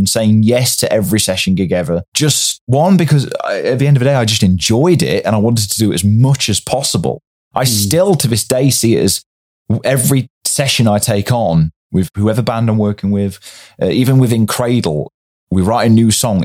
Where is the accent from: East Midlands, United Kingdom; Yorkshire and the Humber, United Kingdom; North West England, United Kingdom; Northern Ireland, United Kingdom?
East Midlands, United Kingdom; Derbyshire; I'm originally from Derbyshire